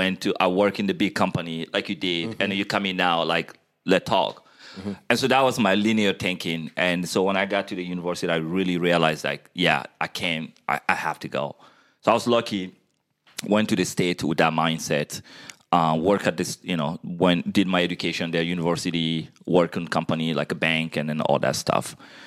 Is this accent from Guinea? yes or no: yes; Guinea; moved away as an adult; I was born in Guinea, West Africa. Half of my life was spent there.